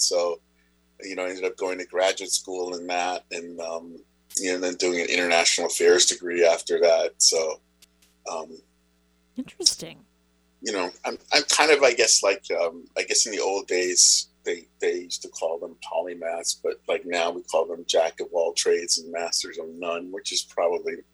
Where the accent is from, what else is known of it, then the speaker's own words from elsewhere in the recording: Zimbabwe; born there; So, I, I was born in Zimbabwe.